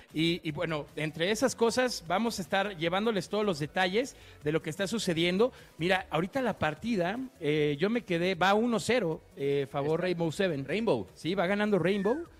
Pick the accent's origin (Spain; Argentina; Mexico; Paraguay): Mexico; Guadalajara, Jalisco; yo soy de Guanatos